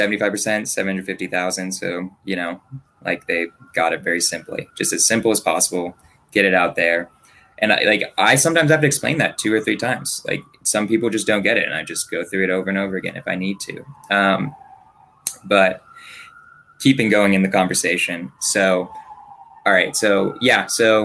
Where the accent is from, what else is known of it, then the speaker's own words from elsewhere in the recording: Berkeley, California, United States; I grew up in Berkeley.